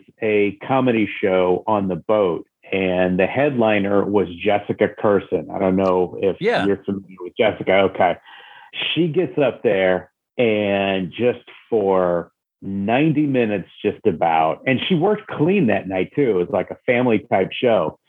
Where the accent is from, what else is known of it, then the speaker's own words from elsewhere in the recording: Jefferson City, Missouri, United States; I grew up in Jefferson City, Missouri, which is the state capital of Missouri.